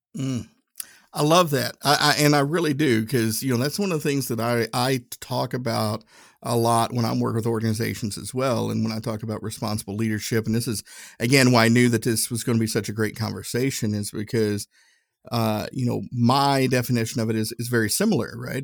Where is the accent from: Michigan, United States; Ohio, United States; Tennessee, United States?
Tennessee, United States; I'm from Tennessee